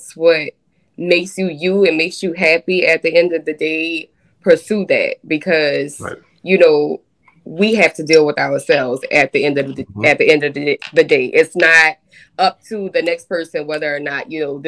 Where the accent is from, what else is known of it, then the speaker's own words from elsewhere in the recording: New Orleans, Louisiana, United States; I am born and raised in New Orleans, Louisiana